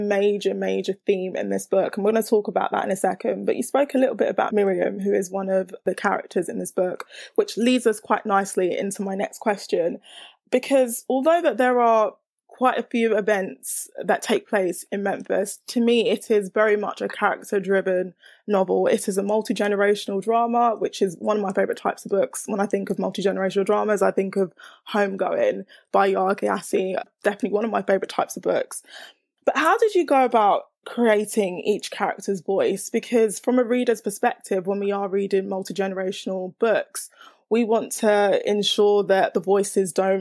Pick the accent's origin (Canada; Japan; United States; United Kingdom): United Kingdom; I am in the UK, I'm British